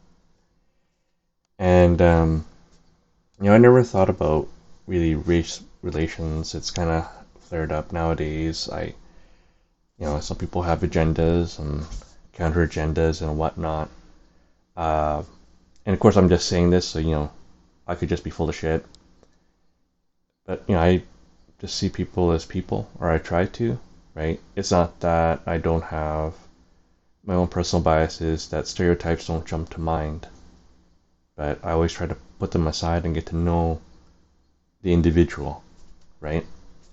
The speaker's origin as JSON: {"language": "English", "country": "Canada", "tie": "born or raised there", "said": "I was born in Canada"}